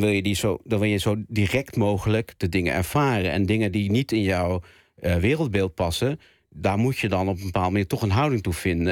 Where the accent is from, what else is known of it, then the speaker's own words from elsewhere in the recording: Zwanenburg, North Holland, Netherlands; moved away; dorp waar ik eh, ben ben opgegroeid